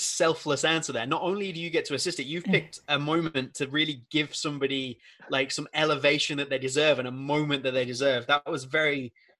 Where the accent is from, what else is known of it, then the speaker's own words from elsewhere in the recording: England, United Kingdom; Like I'm English